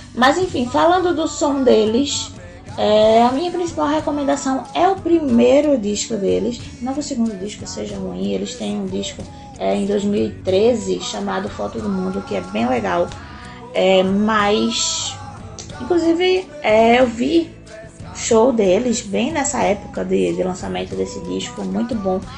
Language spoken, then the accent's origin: Portuguese; Carpina, Pernambuco, Brazil; moved away; eu sou uma pessoa que vim do interior de Pernambuco, mais especificamente da Zona da Mata, Zona da Mata Norte, de uma cidade chamada Carpina